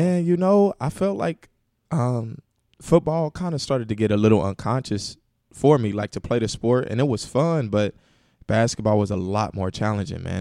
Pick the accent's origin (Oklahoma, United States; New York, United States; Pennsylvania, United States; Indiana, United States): Indiana, United States; Indianapolis; hometown, Indianapolis, man, born and raised, Uh, grew up on the west side of Indianapolis, went to Ben Davis High School